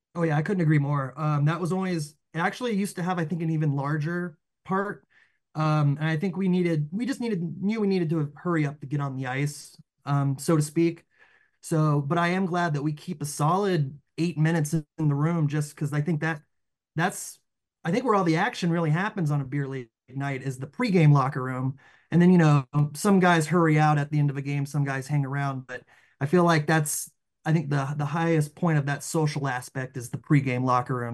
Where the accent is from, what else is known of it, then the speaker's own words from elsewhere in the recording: the South, Southeast, United States; we grew up in the South